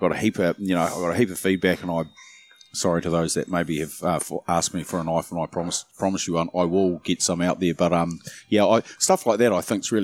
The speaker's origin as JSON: {"language": "English", "region": "Auckland", "country": "New Zealand", "tie": "born or raised there", "also_born_or_lived": "Wellington / Taranaki", "said": "I was born in Wellington and, yeah, grew up in Auckland"}